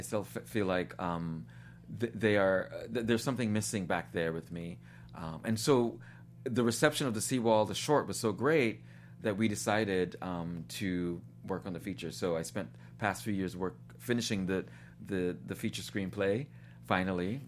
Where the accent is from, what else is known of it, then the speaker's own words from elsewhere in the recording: New York City, New York, United States; moved away as an adult; also born or lived in Guyana / Tennessee; I was born in Guyana in South America, um, and my family immigrated to New York when I was seven years old.